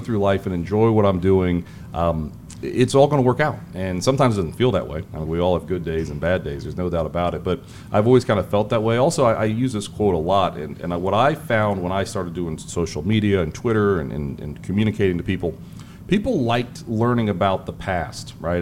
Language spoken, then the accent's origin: English; Springfield, Ohio, United States; moved away as an adult; also born or lived in Cincinnati, Ohio; now in Charlotte, United States; I grew up in Springfield, Ohio, um, Clark Clark County, Springfield boy